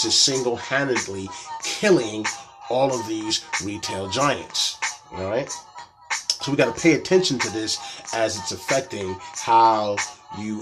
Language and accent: English; Atlanta, Georgia, United States; my hometown, Atlanta